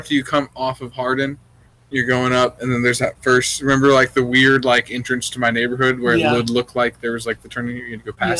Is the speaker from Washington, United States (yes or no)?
yes; Washington, United States; moved away; I'm from Washington State, and growing up in Southern Valley